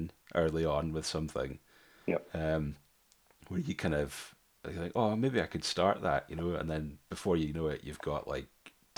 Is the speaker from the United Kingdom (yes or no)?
yes; Dumfries, Scotland, United Kingdom; I was brought up there in Dumfries